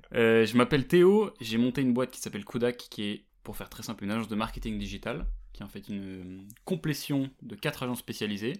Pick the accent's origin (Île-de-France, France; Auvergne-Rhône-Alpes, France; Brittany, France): Île-de-France, France; Versailles; j'ai grandi à Versailles